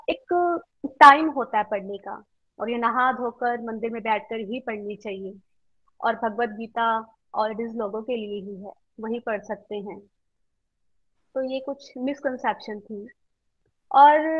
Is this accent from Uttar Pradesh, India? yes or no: no; Karnal, Haryana, India; मैं करनाल से बिलोंग करती हूँ